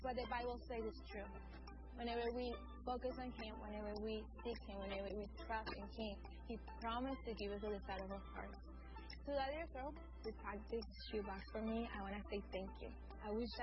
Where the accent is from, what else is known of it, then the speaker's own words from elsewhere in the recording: Amazonas, Venezuela; I'm from Venezuela. I was born and raised in the Amazon, in a very distant place